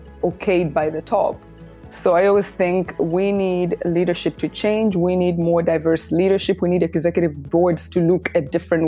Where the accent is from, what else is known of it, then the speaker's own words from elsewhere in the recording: Uganda; moved away as an adult; also born or lived in New York City; I was born and raised in Uganda, and until 8 years ago, I lived in Uganda, and then decided to pack my life in a bag and move to New York City